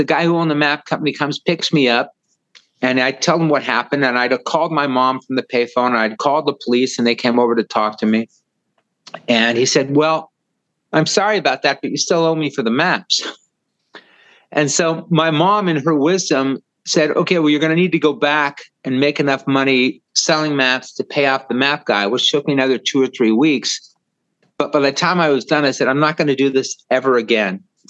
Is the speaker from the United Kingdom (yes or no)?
no; Los Angeles, California, United States; I was born in Hollywood at the old Cedars of Lebanon Hospital.